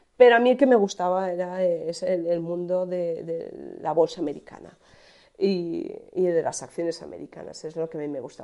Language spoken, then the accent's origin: Spanish; Alcoy, Valencian Community, Spain; yo nací en Alcoy, en Alicante.